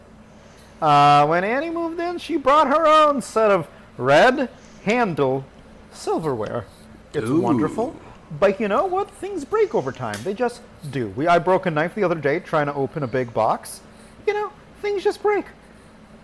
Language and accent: English; Ukraine; now in United States; I was born in the Ukraine. I am a Soviet immigrant.